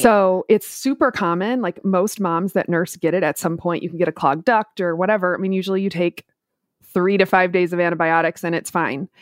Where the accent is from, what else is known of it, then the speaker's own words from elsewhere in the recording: Minneapolis, Minnesota, United States; moved away as an adult; now in Tampa, United States; I grew up in Minneapolis, so I've done both the very cold and the very hot.